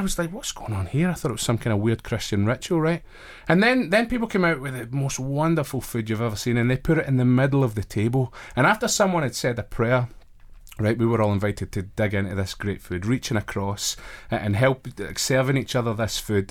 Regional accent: Glasgow, Scotland, United Kingdom; moved away as an adult; also born or lived in Wrexham / Belfast; now in Manchester, United Kingdom; I'm originally from Glasgow, up in Scotland

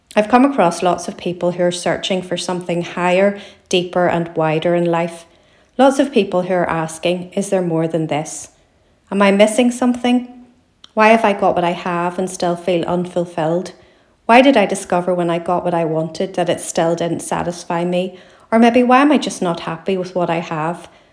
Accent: Belfast, Northern Ireland, United Kingdom; I'm a writer from Belfast in Northern Ireland

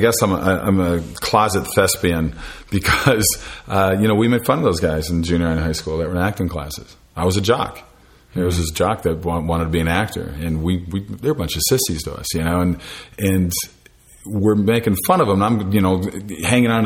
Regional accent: Minneapolis, Minnesota, United States; moved away; I'm from the Minneapolis area

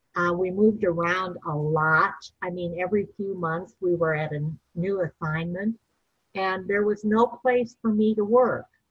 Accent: St. Paul, Minnesota, United States; I'm originally from Minnesota, St. Paul, Minnesota

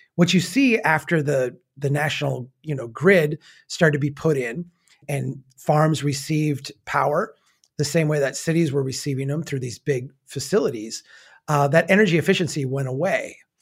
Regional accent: Brainerd, Minnesota, United States; my hometown has its own electric grid

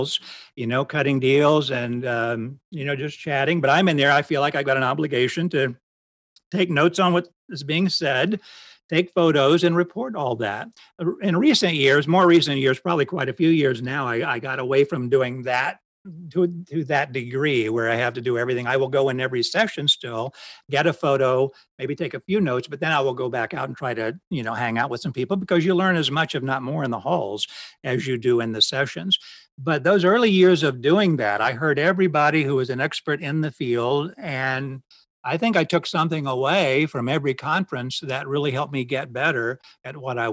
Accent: Ohio, United States; moved away as an adult; also born or lived in Florida; I grew up in Ohio

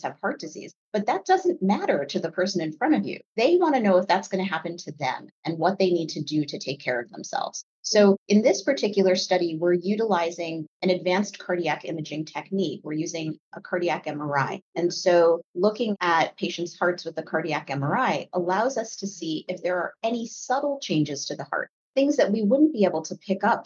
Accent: Connecticut, United States; I grew up in Connecticut.

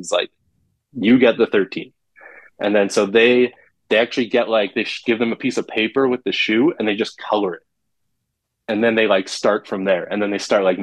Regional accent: Canada; being a Canadian sneakerhead

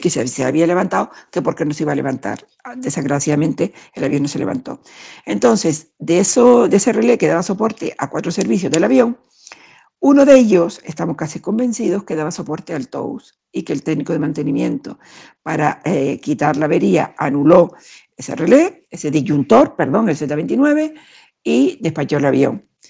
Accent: Canary Islands, Spain; now in Madrid, Spain; Yo vivo en Madrid, aunque soy canaria

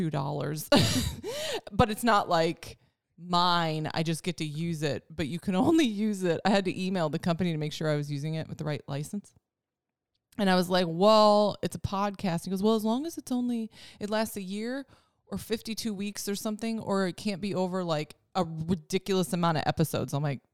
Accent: Wisconsin, United States; moved away; When I go back to Wisconsin

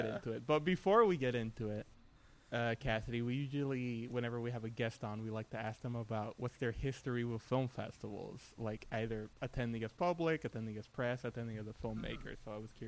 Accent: Puerto Rico; I'm from Puerto Rico.

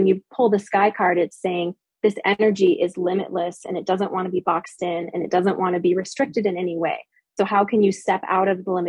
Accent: Midwest, United States; also born or lived in Utah; I was born in Utah. My parents were many generations of Mormons. They left the church when I was 8. And so we had this huge schism in our family. We moved far away to Wisconsin. So I grew up all over the Midwest.

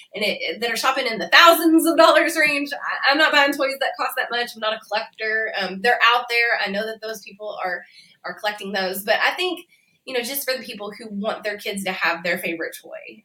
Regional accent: Indiana or Kentucky, Midwest, United States; moved away as an adult; I grew up in the Midwest, kind of on the border of the South

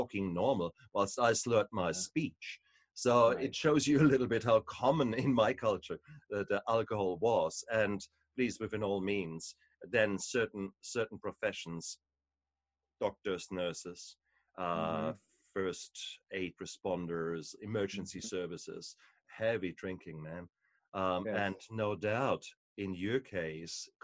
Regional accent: Germany; moved away; also born or lived in New Zealand; I come from Germany, so for us, beer and wine is part and parcel of your life

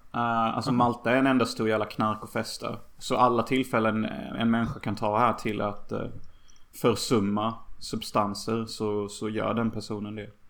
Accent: Sweden; I min by där jag växte upp

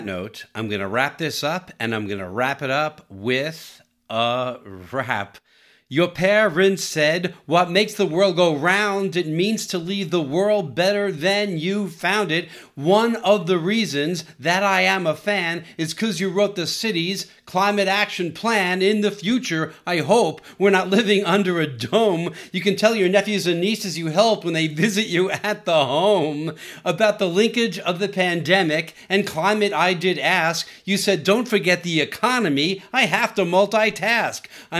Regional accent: San Diego, California, United States; making my hometown a better place to live. And I'm glad that part of making San Diego a better place to live is by reducing greenhouse gases.

